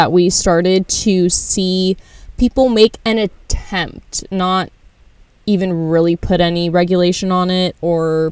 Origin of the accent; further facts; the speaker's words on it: United States; we're from America